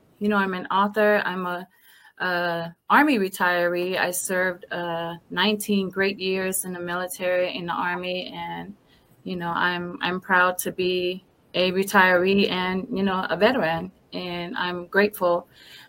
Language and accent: English; Samoa; now in Columbia, United States; It's the cloth that we have back home from my beautiful island of Samoa